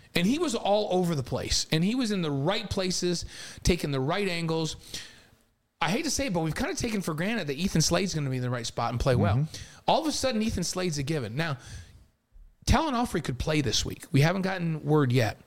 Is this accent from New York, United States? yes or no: yes; New York, United States; also born or lived in Provo, Utah; now in Utah, United States; I spent my entire life in New York.